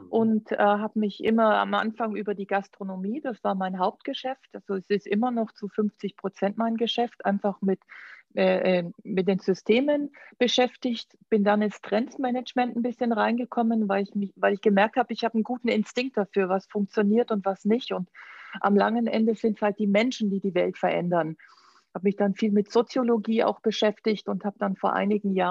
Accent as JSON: {"language": "German", "town": "Augsburg", "region": "Bavaria", "country": "Germany", "tie": "born there", "also_born_or_lived": "Düsseldorf / New York / Florence", "moved": "as an adult", "said": "Du, ich bin in Augsburg geboren Oh. Und äh, bin aber relativ früh geflüchtet"}